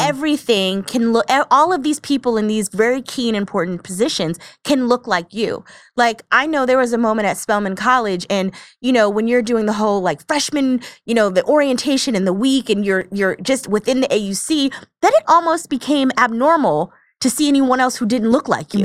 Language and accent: English; New Jersey, United States; moved away; I'm from New Jersey originally, and my mom and I would go across on the train